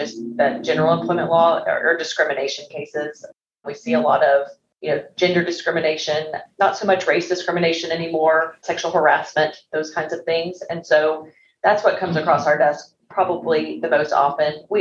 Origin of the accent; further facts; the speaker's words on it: Arkansas, United States; moved away as an adult; I was born and raised in Arkansas and have moved all around the country, and we decided to move back here and settle back here recently.